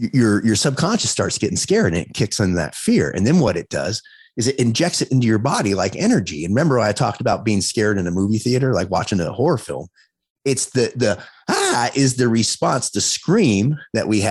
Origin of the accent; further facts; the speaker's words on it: Los Angeles, California, United States; now in Las Vegas, United States; I grew up in Los Angeles